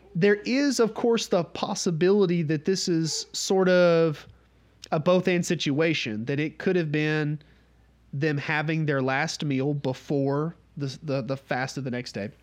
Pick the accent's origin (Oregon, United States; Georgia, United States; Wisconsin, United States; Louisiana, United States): Georgia, United States; North; we're from North Georgia